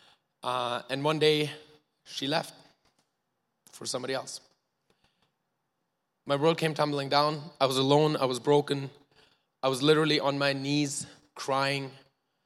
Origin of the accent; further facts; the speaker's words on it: Germany; now in Canada; I was born in Germany, to two loving parents who are here today